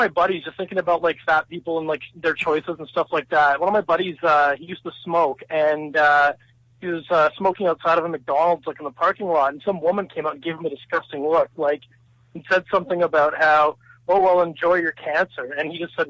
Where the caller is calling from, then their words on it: British Columbia, Canada; I'm calling from British Columbia, Canada.